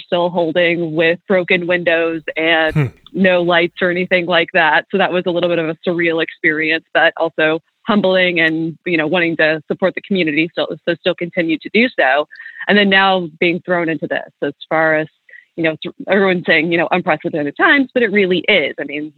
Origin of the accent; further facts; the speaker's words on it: Illinois, United States; also born or lived in Kentucky / Florida / Buffalo; now in Nashville, United States; So I'm originally from Kentucky. That's where my parents still live. And I've spent a lot of time down here. I moved around. I grew up in Southern Illinois, lived out in Florida a while, then was in Buffalo for about 10 years.